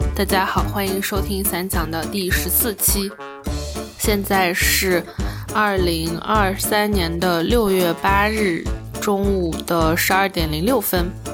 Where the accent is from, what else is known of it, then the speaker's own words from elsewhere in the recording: Wenzhou, Zhejiang, China; 因为我是温州的嘛，然后我们那边肯定是家家户户都有个店或者厂的那种，所以就一到寒暑假，我妈就会拉我在她的店里面坐着